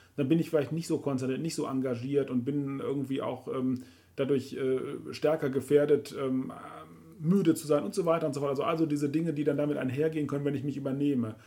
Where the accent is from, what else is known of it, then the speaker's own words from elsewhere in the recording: Rhineland, Germany; bei uns im Rheinland